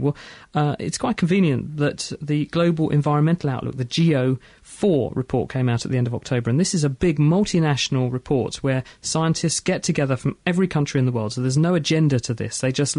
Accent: Minneapolis, Minnesota, United States; And I'm from Minneapolis, Minnesota.

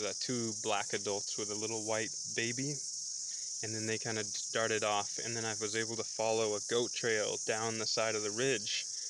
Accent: Washington, United States; from Washington State.

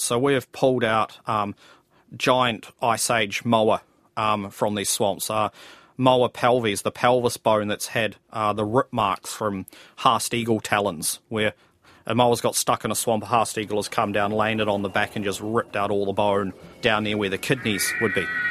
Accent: Nelson, New Zealand; I grew up in Nelson

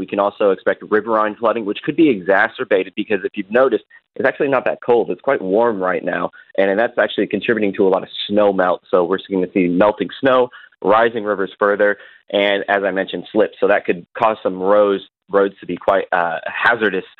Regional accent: Wellington, New Zealand; I'm from Wellington

